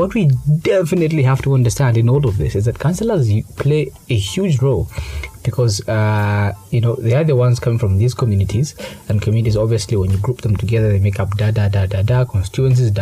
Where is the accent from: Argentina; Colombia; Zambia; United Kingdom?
Zambia; Kabwe, Central Province; moved away; also born or lived in Lusaka; I traveled to Kawe. That's my hometown.